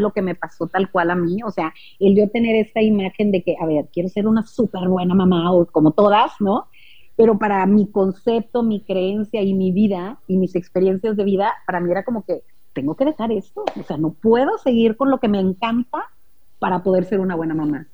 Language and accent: Spanish; Monterrey, Nuevo León, Mexico; Nosotros somos de Monterrey